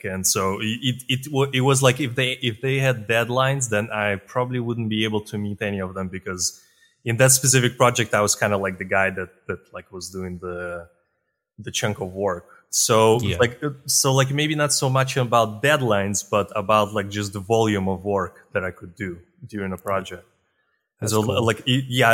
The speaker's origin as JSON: {"language": "English", "country": "Russia", "tie": "born or raised there", "also_born_or_lived": "Eastern Europe", "moved": "as an adult", "lives_now": "Spain", "said": "I'm born in Eastern Europe, in Russia, actually."}